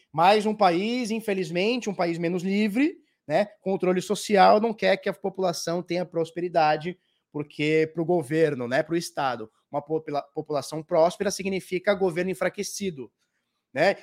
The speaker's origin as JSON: {"language": "Portuguese", "country": "Brazil", "said": "eu sou brasileiro"}